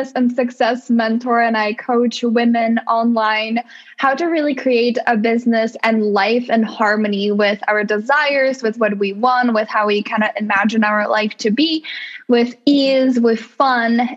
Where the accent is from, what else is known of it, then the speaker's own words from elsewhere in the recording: Czechia; English is a second language; moved away as an adult; now in United States; growing up in the Czech Republic, and like I was there until I was 24, and then I moved to the US.